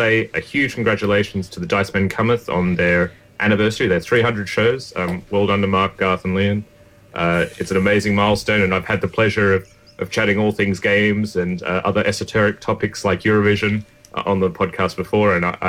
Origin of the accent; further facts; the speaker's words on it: Australia; I'm an Australian game designer